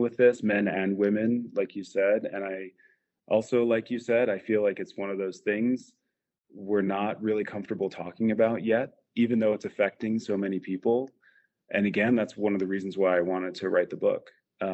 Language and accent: English; New Jersey, United States; moved away as an adult; also born or lived in Colorado / California; I grew up in New Jersey